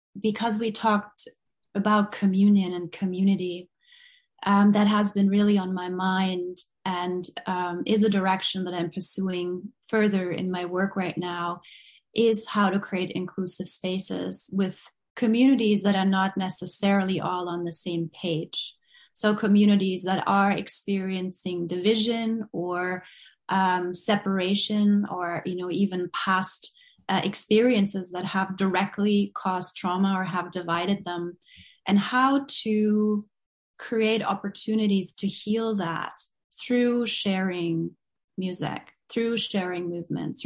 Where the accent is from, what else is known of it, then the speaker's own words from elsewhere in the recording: Berlin, Germany; moved away; I grew up in West Berlin. I grew up with a lot of division and separation